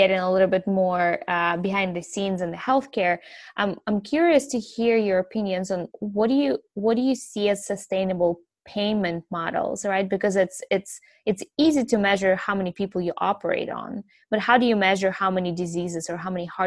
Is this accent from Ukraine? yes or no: yes; Ukraine; now in United States; I'm from Ukraine originally, and I've been in the country for many years now